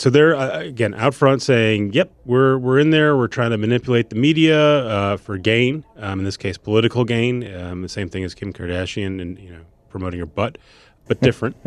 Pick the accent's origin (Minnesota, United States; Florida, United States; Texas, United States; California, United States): Minnesota, United States; moved away; I'm from Minnesota